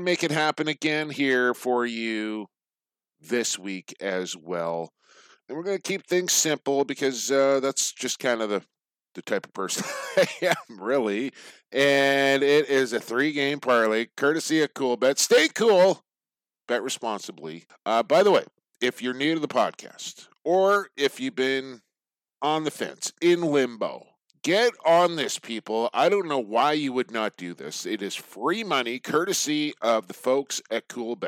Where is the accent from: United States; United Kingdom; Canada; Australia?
Canada; Coquitlam, British Columbia; right here in my hometown of Coquitlam